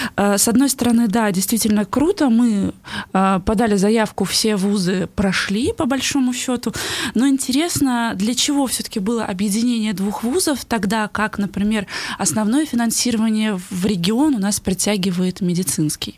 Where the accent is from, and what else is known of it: Bashkortostan, Russia